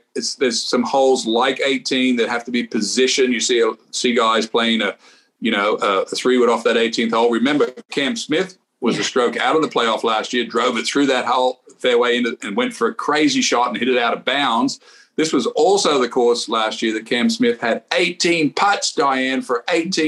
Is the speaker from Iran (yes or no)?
no; Australia; I'm Australian